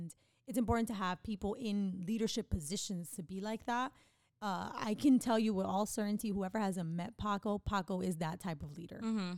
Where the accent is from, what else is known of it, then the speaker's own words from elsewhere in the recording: New York City, New York, United States; I'm from the Bronx.